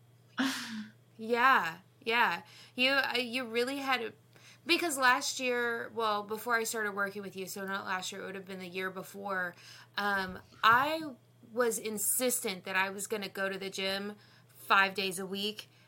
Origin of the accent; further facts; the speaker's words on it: Texas, United States; I am from Texas